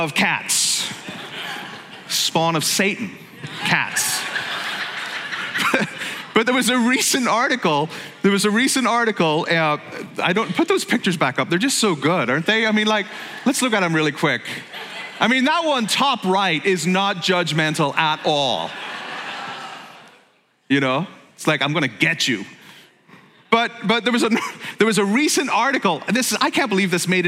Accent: Belfast, Northern Ireland, United Kingdom; moved away as an adult; now in United States; I grew up in Belfast

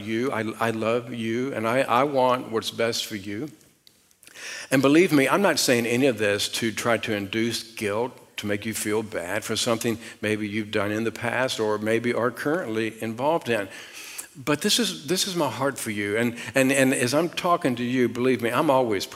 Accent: Richmond, Virginia, United States; I was raised outside of Richmond, Virginia, and I was raised out in the country

